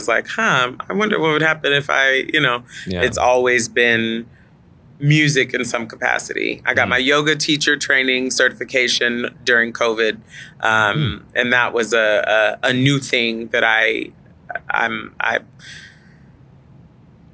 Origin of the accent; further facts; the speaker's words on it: Dallas, Texas, United States; I grew up in the suburbs. I grew up in North Dallas.